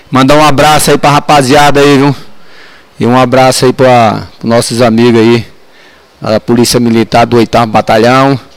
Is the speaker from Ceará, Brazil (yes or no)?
yes; Pereiro, Ceará, Brazil; born there; also born or lived in Brasília; now in Ceilândia, Brazil; nasci no Ceará, né, em Pereiro. Vim para Brasília em 67. Morei na Vila do API.